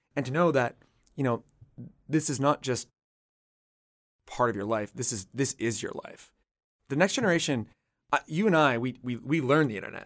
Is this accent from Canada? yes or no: yes; Canada; I'm from Canada